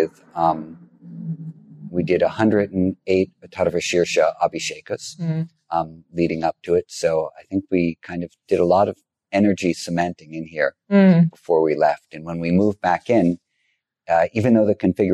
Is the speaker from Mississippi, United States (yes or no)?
no; New York City, New York, United States; I grew up in Greenwich Village, not far from here